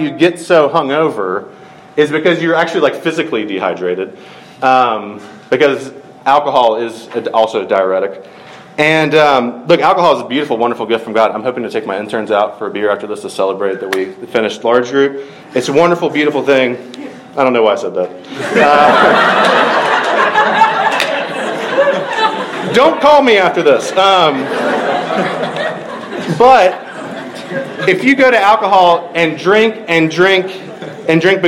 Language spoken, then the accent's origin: English; Middle Georgia, United States; I grew up in Middle Georgia